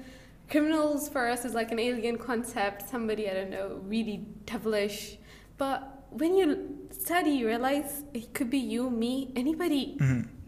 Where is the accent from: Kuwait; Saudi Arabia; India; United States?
Saudi Arabia; English is a second language; moved away as an adult; also born or lived in Pakistan; now in Peterborough, United Kingdom; I came from Saudi Arabia last October, but I'm like a Pakistani. So I was born in Pakistan, raised up in Saudi Arabia, now I'm in the UK.